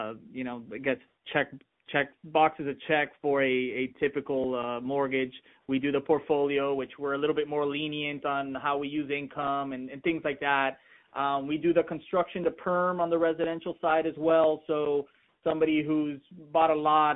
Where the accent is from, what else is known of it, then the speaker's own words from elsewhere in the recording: Miami, Florida, United States; growing up in Miami